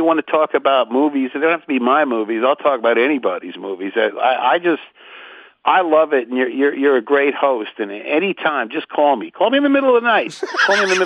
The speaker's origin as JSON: {"language": "English", "town": "Port Chester", "region": "New York", "country": "United States", "moved": "yes", "lives_now": "Los Angeles, United States", "said": "I'm from Portchester, New York. That was my old area code."}